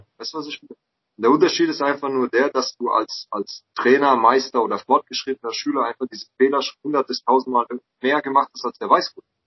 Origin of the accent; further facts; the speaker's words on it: Mannheim, Baden-Württemberg, Germany; ich bin halt in Mannheim aufgewachsen